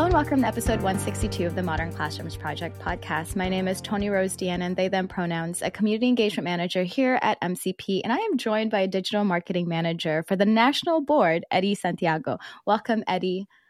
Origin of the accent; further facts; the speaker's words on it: South Georgia, United States; also born or lived in Philippines; I was born in the Philippines and I moved to South Georgia. And so South Georgia, like all of my teachers were black